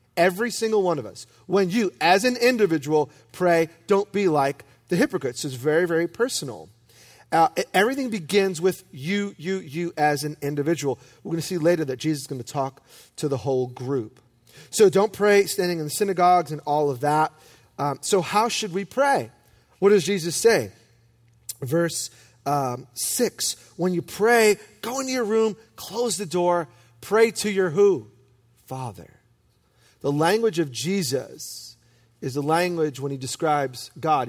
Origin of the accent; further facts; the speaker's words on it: New York City, New York, United States; I'm from Brooklyn